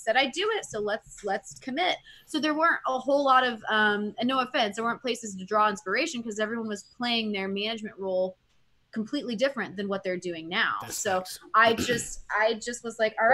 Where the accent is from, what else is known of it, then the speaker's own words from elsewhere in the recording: San Antonio, Texas, United States; moved away; I grew up in San Antonio.